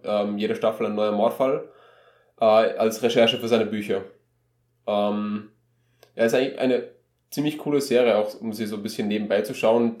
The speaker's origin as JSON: {"language": "German", "country": "Austria", "said": "wir als Österreicher"}